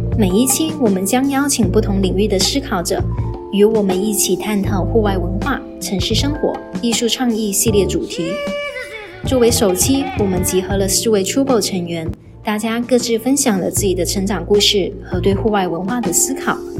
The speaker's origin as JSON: {"language": "Chinese", "region": "Guangdong", "country": "China", "tie": "born or raised there", "moved": "as an adult", "lives_now": "Shanghai, China", "said": "我来自潮汕嘛啊。然后潮汕那个地区比较传统，然后大家就都很，很喜欢生小孩。就每个家庭，比如说像我家有三个小孩哦。然后在那里还算少的"}